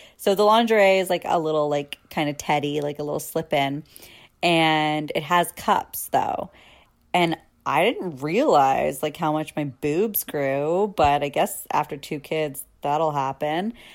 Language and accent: English; Canada; as a Canadian